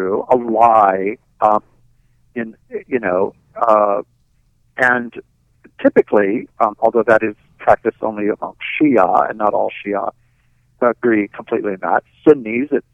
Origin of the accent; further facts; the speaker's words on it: New York, United States; I'm a New Yorker